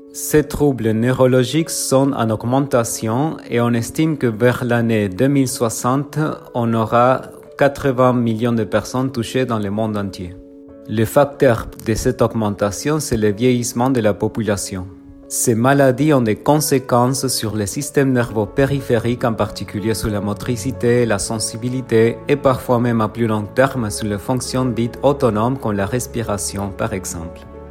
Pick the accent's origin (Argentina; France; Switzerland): Argentina; je viens d'Argentine